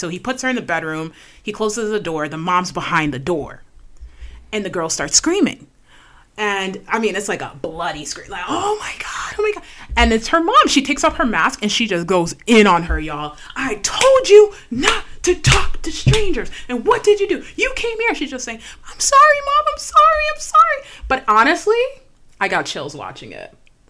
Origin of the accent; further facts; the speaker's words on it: Jamaica; We're Jamaican, by the way, y'all.